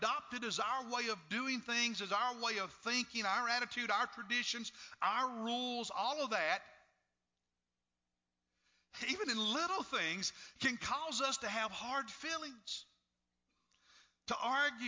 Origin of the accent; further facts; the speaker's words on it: Kentucky, United States; when I was a little boy growing up in Kentucky